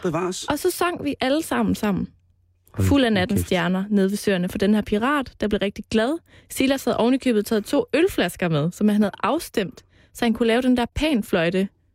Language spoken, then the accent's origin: Danish; Jutland, Denmark; now in Copenhagen, Denmark; Jeg er jo fra Jylland